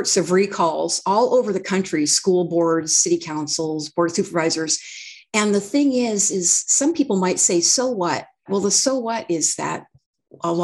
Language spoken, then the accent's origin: English; Redding, California, United States; when I grew up in Redding, it was a heavily Democrat